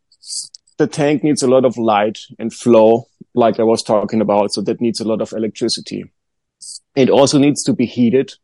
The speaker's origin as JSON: {"language": "English", "country": "Germany", "tie": "born or raised there", "moved": "yes", "lives_now": "Joshua Tree, United States", "said": "when I was very young, I went to the garden store at my hometown in Germany"}